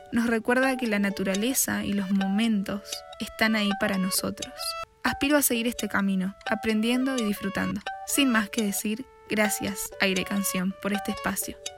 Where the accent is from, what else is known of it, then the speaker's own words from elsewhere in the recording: Posadas, Misiones, Argentina; Nací en Posadas Misiones.